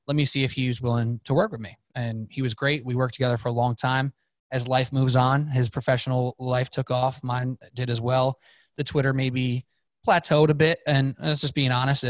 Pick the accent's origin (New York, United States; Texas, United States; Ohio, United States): New York, United States; I'm from New York